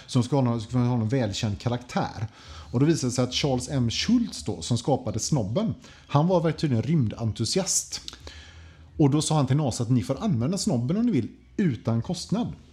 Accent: Sweden; som svensk

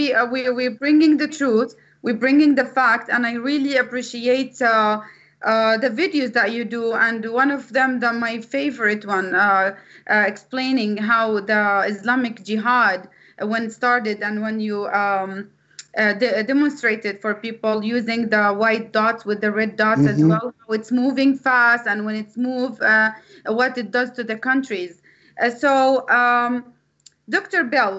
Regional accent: Saudi Arabia; moved away; as an ex-Muslim myself, I agree with what you said. That's exactly what they taught us when I was raised in Saudi Arabia.

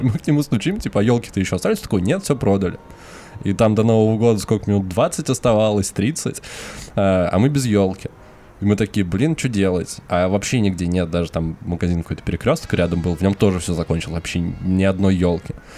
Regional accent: Moscow, Russia

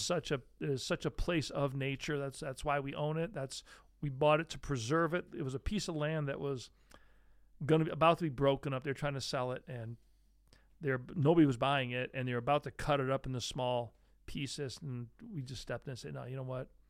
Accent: Great Lakes, United States; now in Syracuse area, New York, United States; I grew up right near the Great Lakes.

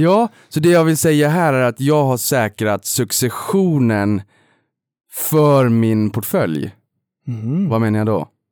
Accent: Boden, Norrbotten County, Sweden; kommer jag från Boden

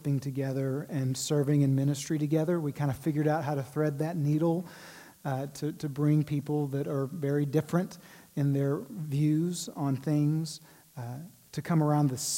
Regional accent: Waco, Texas, United States; moved away as an adult; also born or lived in Washington, D.C.; I'm a Texas boy. I grew up in Waco

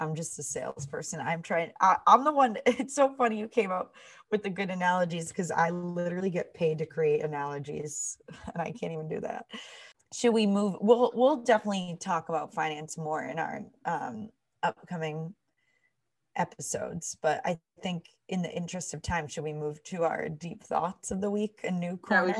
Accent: Massachusetts, United States; Everyone, I mean, we grew up in the North Shore.

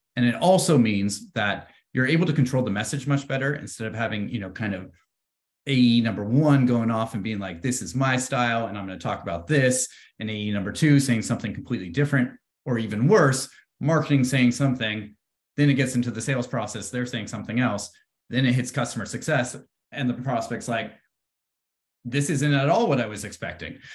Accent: Bay Area, California, United States; growing up in the Bay Area, I've always been around, uh, tech

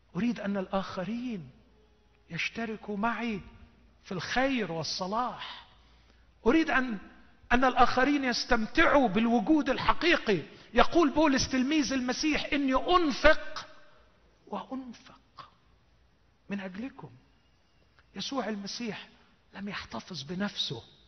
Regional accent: Egypt; عندنا في مصر

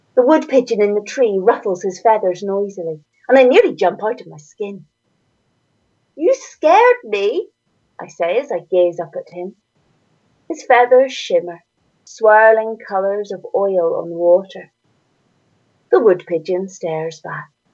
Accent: Northern Ireland, United Kingdom; accent: Northern Irish; you can hear from my accent, I'm from Northern Ireland.

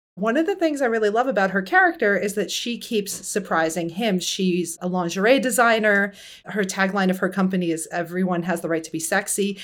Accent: United States; also born or lived in New York; I'm Iranian American of Muslim descent, but grew up in the U S

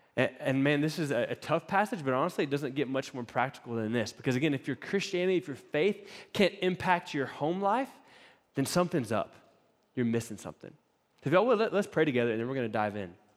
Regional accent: East Coast, United States; moved away; Laura and I grew up on the East Coast, so we had East Coast camp experiences

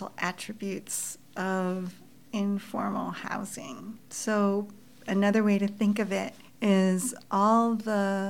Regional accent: Boston, Massachusetts, United States; now in Toronto, Canada; I grew up in Boston, and my mother was born in Lahore

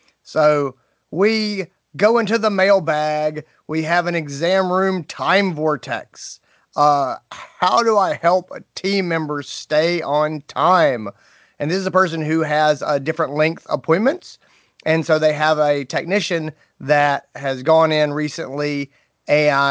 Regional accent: Greenville, South Carolina, United States; my hometown, Greenville, South Carolina.

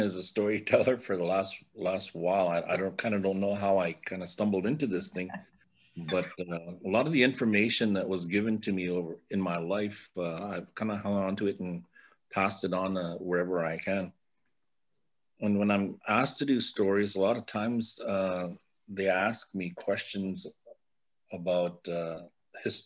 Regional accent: Sioux Valley Dakota Nation, Manitoba, Canada; I'm from Sioux Valley, Dakota Nation. I'm just west of Brandon in Manitoba

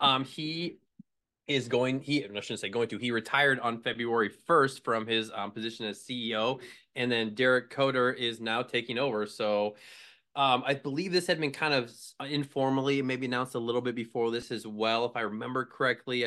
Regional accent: Midwest, United States; moved away as an adult; also born or lived in Connecticut; the Quad Cities where I'm from

